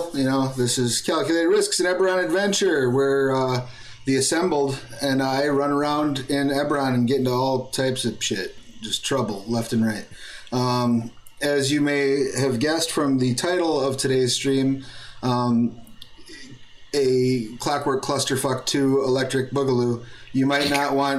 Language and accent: English; United States; I'm an American